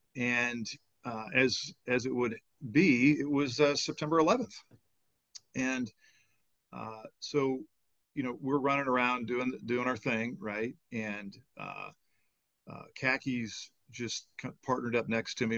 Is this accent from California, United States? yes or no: no; Illinois, United States; moved away as an adult; also born or lived in Portland, Oregon; I moved from from Illinois where I grew up, uh, and we moved out to Oregon, and to Portland